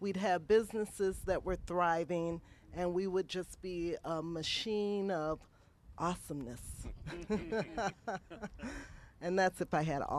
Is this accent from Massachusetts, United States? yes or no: no; Milwaukee, Wisconsin, United States; I too am a lifelong resident of Milwaukee, Wisconsin, and I do love this community.